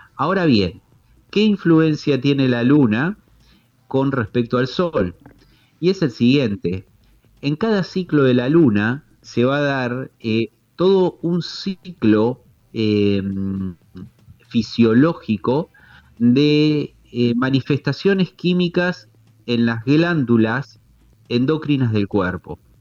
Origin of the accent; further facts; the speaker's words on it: Tandil, Buenos Aires Province, Argentina; soy de Tandil